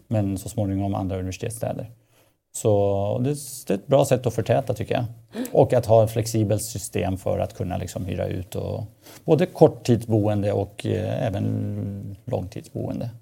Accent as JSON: {"language": "Swedish", "town": "Stockholm", "region": "Stockholm County", "country": "Sweden", "tie": "born or raised there", "said": "Ja, jag växte upp i Husby."}